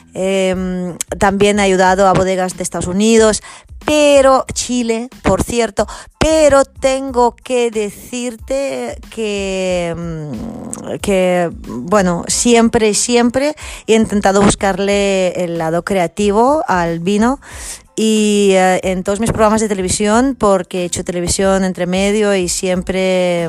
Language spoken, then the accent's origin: Spanish; Catalonia, Spain; mi tierra Cataluña